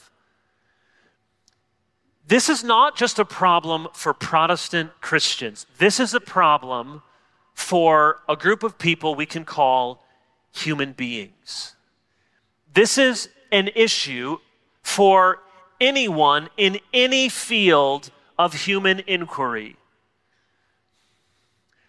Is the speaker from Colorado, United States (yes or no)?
no; Chicago, Illinois, United States; I was born in Chicago, so I've always been a Chicago White Sox fan.